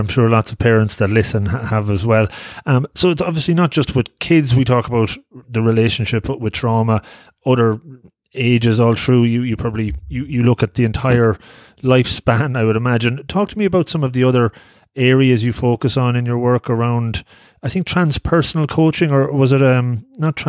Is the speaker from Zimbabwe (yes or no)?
no; Ireland; I'm Irish